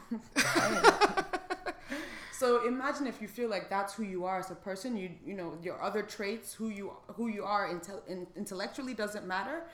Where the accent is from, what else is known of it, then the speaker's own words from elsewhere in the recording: Lagos, Nigeria; moved away; we grew up in Lagos and like everybody around us was black